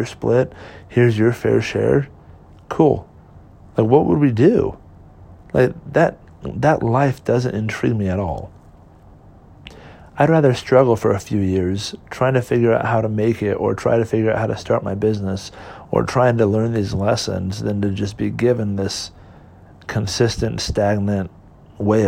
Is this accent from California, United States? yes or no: yes; California, United States; moved away; I'm from California originally, born and raised there